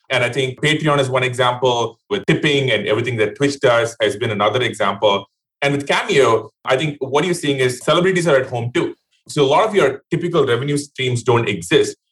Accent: India; moved away; I grew up in India

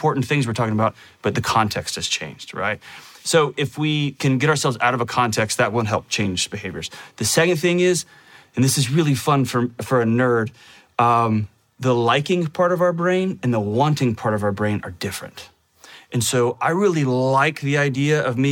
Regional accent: Texas, United States; I was born in Texas, which is one of the greatest places on earth to live.

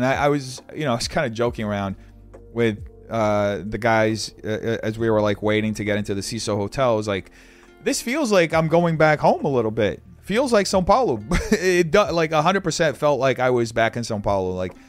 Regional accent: Baltimore, Maryland, United States; Yeah, I'm from Baltimore and I visited LA last year.

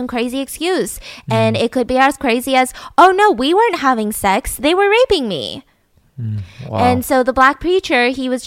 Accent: Georgia, United States; I was born and raised in Georgia.

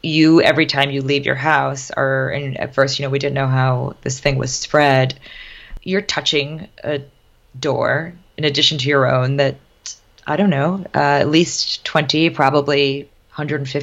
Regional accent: White Plains, New York, United States; now in New York City, United States; I grew up in White Plains and this is my backyard.

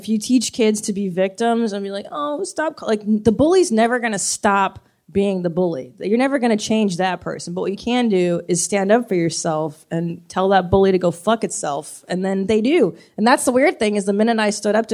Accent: Los Angeles, California, United States; I grew up in the Valley. Yeah, 818

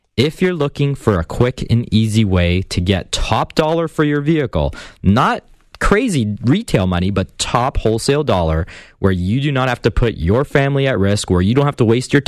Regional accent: Hamilton, Ontario, Canada; Hamilton, my hometown

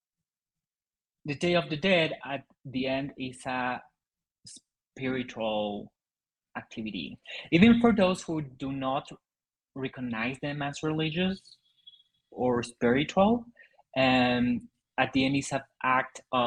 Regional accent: Mexico; English is a second language; In Mexico, we are influenced a lot by American culture

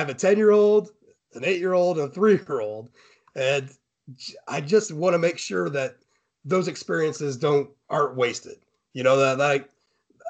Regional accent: Fort Wayne, Indiana, United States; I'm from Fort Wayne

